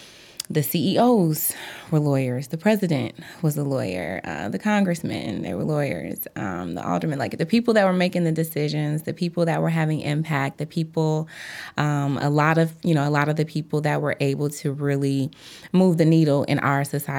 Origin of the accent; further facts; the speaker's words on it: Chicago, Illinois, United States; I am from the South Side of Chicago, and I got into law, I would say, when I was a little girl.